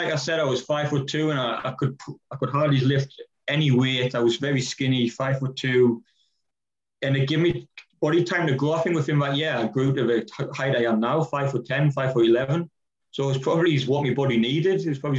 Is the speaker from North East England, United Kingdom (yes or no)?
yes; near Durham, North East England, United Kingdom; I'm from Bourbon, which is just outside of Durham.